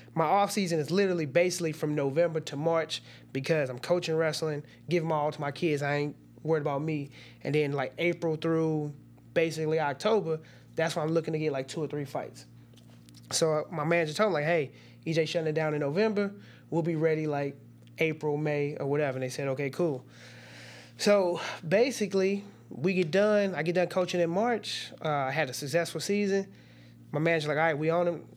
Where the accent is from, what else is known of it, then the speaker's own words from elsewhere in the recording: Cahokia, Illinois, United States; also born or lived in Washington Park, Illinois / East St. Louis, Illinois; growing up in East Saint Louis and Cahokia